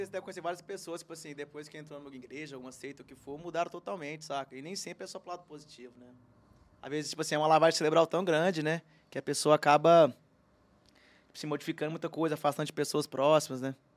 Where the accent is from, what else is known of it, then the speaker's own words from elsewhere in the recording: Uberlândia, Minas Gerais, Brazil; eu nasci em Uberlândia, eu sou do Cerrado